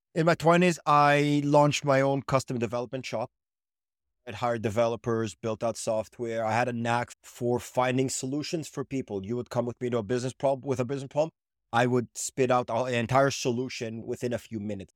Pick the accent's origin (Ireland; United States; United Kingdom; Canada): Canada; also born or lived in Israel; now in Montreal, Canada; I was born in Israel, I moved to Canada